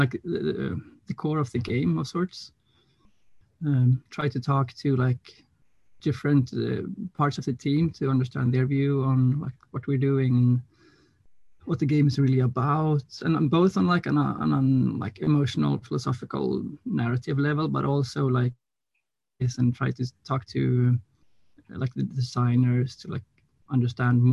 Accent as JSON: {"language": "English", "town": "Gothenburg", "region": "Västra Götaland", "country": "Sweden", "said": "I'm from Gothenburg, Swedish West Coast."}